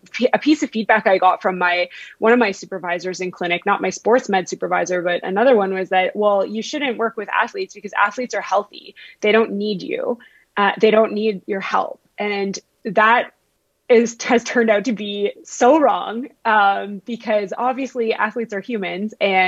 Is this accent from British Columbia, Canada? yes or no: yes; Vancouver, British Columbia, Canada; accent: Ontario; also born or lived in Ontario; so I actually grew up in Vancouver. It just sounds like I'm from Ontario because I did all my schooling out east.